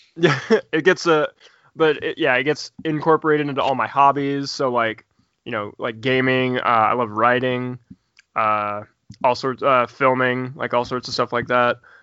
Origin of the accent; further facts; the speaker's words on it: Indiana, United States; also born or lived in Bloomington, Indiana; I'm from Indiana. Uh, I currently live in Bloomington